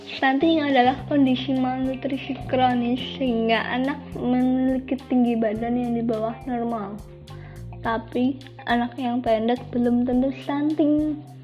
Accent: Kendal, Central Java, Indonesia; aku berasal dari Kabupaten Kendal

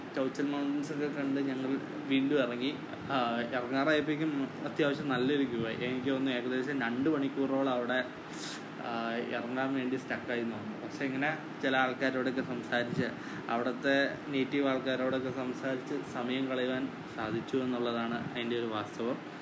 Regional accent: India; ഞാൻ ഇന്ത്യയിൽ നിന്നാന്ന്

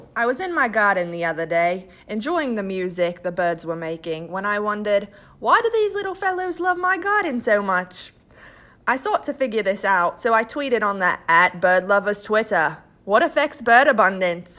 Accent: Melbourne, Victoria, Australia; Melbourne, Australia, my hometown.

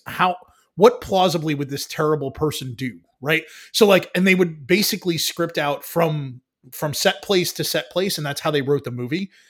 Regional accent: New York City, New York, United States; there are aspects of New York as a New Yorker that I was never a part

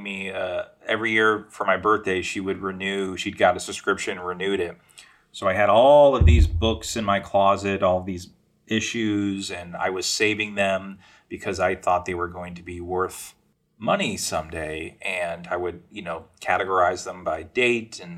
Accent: Florida, United States; I'm from Florida, and a big part of growing up in Florida

